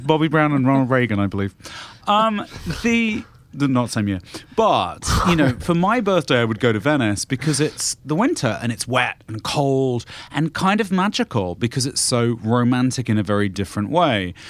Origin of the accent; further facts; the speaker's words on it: United Kingdom; I'm the British person here